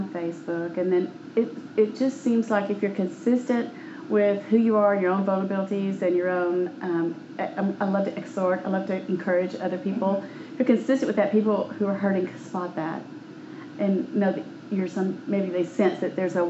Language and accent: English; Houston, Texas, United States; I was born in Houston, so I'm a Texan, even though I've been out of the state a few times in life.